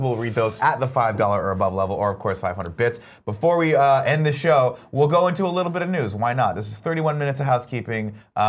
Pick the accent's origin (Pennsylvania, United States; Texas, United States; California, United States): California, United States; Riverside; I grew up in Riverside